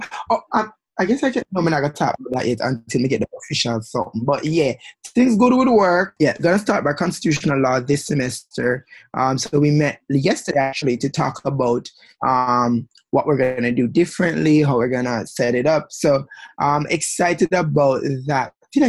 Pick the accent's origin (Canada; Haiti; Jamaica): Jamaica; three hair-whipping, heel-strutting Jamaican queens talk about LGBTQ politics, pop culture, growing up in the Caribbean